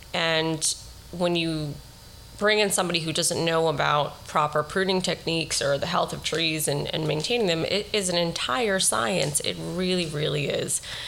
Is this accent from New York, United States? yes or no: yes; New York City, New York, United States; We grew up in Riverdale. We met in Riverdale. We raised our kids in Riverdale. Our business is in Riverdale.